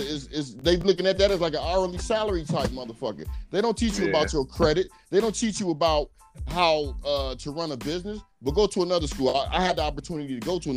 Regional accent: Ohio, United States; I'm from Ohio. We border Kentucky and West Virginia.

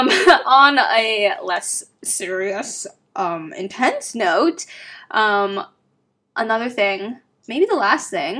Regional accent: Renton, Washington, United States; also born or lived in Kent, Washington; I also grew up Renton/Kent.

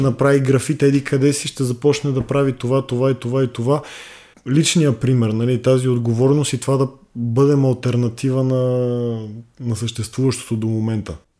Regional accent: Bulgaria; ние като българи имаме голяма вина

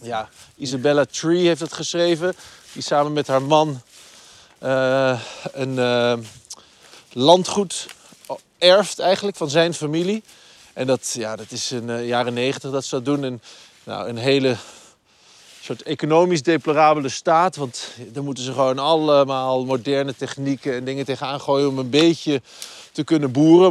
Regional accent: Twente, Overijssel, Netherlands; moved away; ik ben opgegroeid in Twente op het platteland

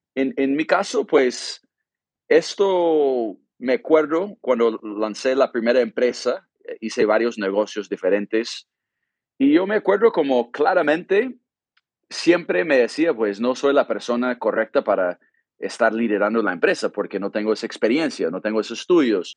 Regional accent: California, United States; Spanish is a second language; moved away as an adult; also born or lived in Colombia / Brazil; soy gringo de California

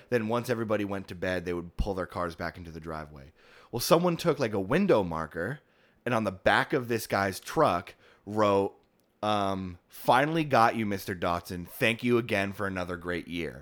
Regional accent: West Milford, New Jersey, United States; moved away; my hometown of West Milford, New Jersey

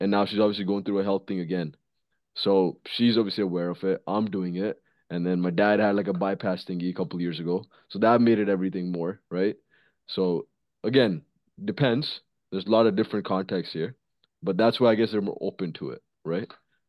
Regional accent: India; moved away; And like, bro, when we came from India, bro, we used to eat like fucking animals.

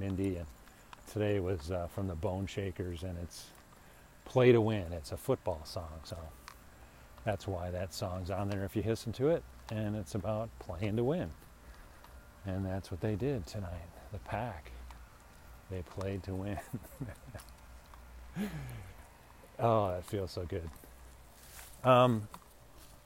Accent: Deerfield, Illinois, United States; now in Phoenix, United States; I'm from Chicago too

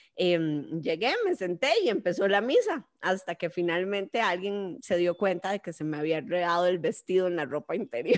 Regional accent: Costa Rica; mi querido Costa Rica

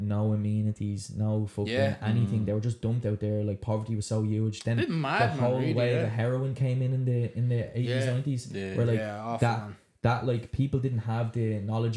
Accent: Dublin, Leinster, Ireland; I'm from Ballyfermot as well

